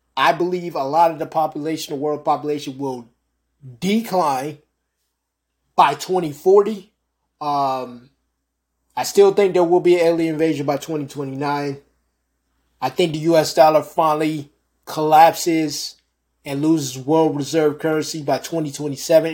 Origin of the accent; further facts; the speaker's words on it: United States; also born or lived in New York; I'm American that dislikes my country.